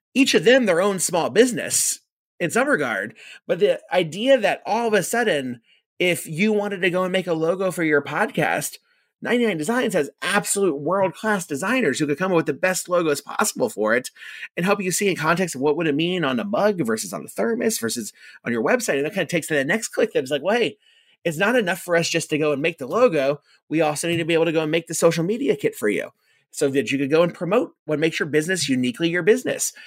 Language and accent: English; Orlando, Florida, United States; I grew up in Orlando, and Orlando is a unique place to grow up